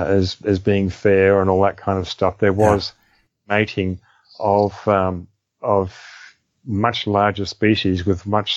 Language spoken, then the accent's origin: English; Australia; in Australia, for instance, which is my home country